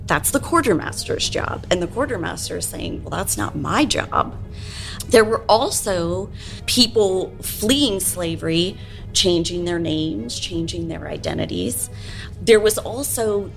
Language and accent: English; the North, United States; now in Nashville, United States; I'm from the North too